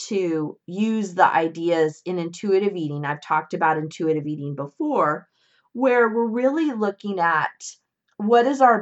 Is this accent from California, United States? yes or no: yes; Northern California, United States; when I was around eight years old. My parents got a divorce, and my mom, my brother, and I moved from Southern California to Northern California